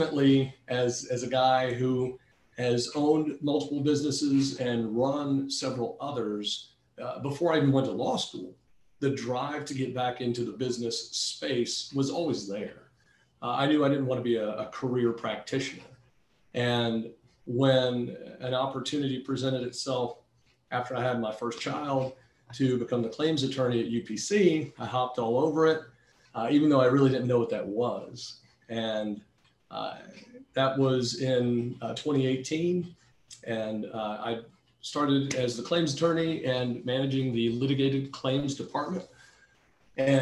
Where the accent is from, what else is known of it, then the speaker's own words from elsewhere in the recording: Florida, United States; also born or lived in Georgia; I grew up in the Panhandle